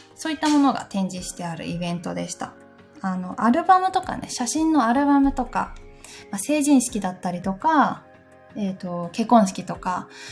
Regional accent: Gifu, Japan; moved away; 私の出身地、 岐阜県

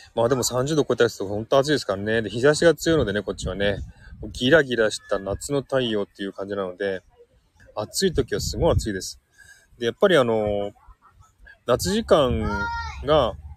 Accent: Saitama, Japan; moved away as an adult; now in Sydney, Australia; うちの実家が埼玉なので、埼玉に帰ります。

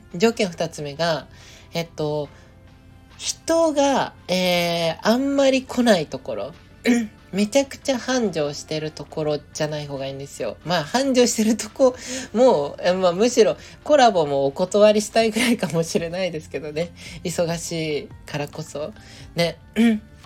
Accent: Nagoya, Aichi, Japan; moved away; 今日から地元の名古屋にちょっと戻るんですよ

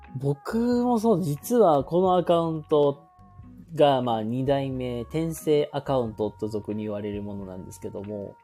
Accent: Hyogo, Japan; also born or lived in Kochi; 僕、地元、まあ、兵庫、まあ、ずっと兵庫で生まれて、兵庫で育ってる

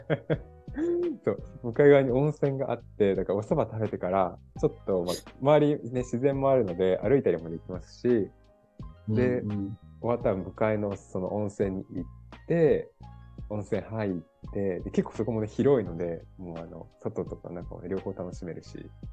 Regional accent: Kobe, Hyogo, Japan; 地元が神戸なんですけど

